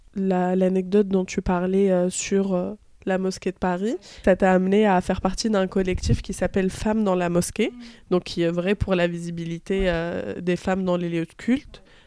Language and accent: French; Tunisia; je suis tunisienne